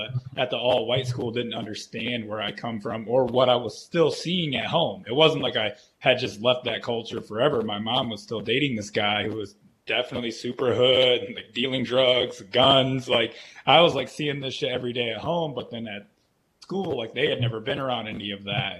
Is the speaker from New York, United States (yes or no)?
no; Flint, Michigan, United States; I was born in Flint, Michigan